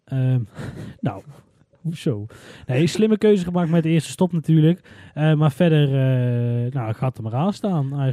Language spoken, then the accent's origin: Dutch; Netherlands; We zijn Nederlanders, we krijgen alleen maar de Nederlandse media mee